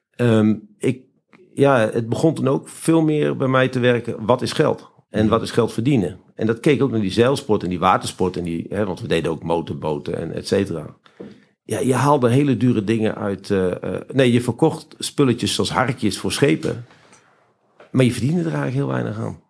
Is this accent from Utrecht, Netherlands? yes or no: no; Friesland, Netherlands; ik ben geboren en getogen in Friesland